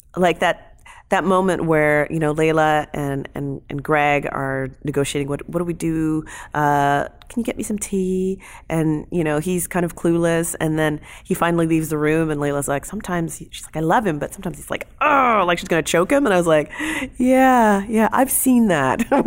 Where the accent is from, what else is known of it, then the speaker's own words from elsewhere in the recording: London, Ontario, Canada; I'm from London, Ontario